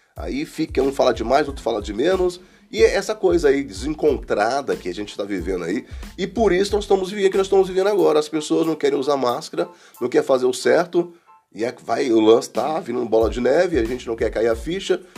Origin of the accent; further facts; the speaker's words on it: Brasília, Federal District, Brazil; Fui criado aqui, vim para cá para Guará. Eu tinha uns 7 anos.